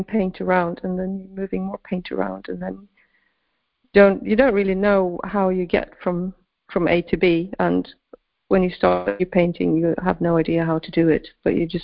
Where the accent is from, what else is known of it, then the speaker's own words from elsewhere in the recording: Sweden; I grew up in Sweden